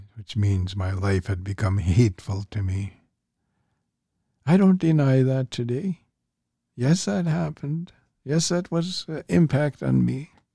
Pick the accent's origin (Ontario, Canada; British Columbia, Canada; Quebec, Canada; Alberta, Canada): British Columbia, Canada; St'at'imc; I'm Statliam, so I'm with the Statliam people